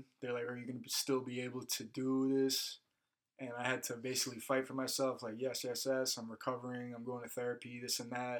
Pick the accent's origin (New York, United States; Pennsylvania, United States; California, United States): New York, United States; moved away; He's like, "Where are you from?" I'm like, "New York." He's like, "You're from New York?" I'm like, "Yes, sir."